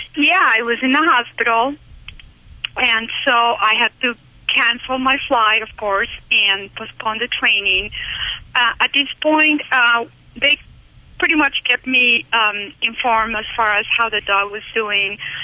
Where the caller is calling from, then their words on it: Utah, United States; I'm calling from Utah